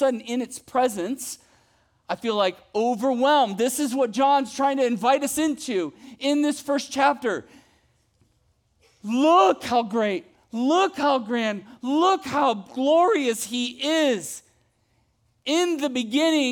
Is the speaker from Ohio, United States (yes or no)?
yes; Ohio, United States; moved away; When I was a kid, I grew up in Ohio